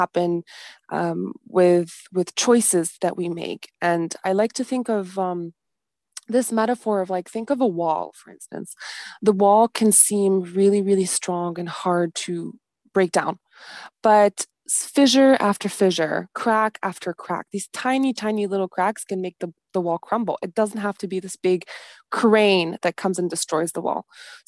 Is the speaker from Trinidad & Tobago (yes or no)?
no; Beirut, Beirut Governorate, Lebanon; So I was born in Lebanon, in Beirut, right at the end of the civil war. And I remember, like, when I was a kid, I was so distressed about, like, the state of Lebanon, how destroyed the buildings were and everything.